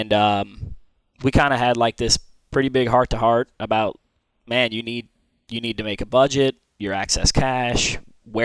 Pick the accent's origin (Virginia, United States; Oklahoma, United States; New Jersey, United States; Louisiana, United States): Louisiana, United States; New Orleans; also born or lived in Alabama; Born and raised in New Orleans.